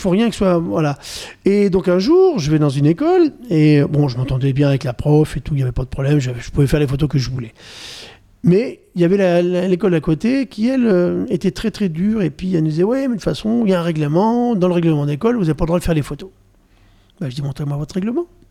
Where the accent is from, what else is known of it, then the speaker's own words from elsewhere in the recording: Normandy, France; Je suis normand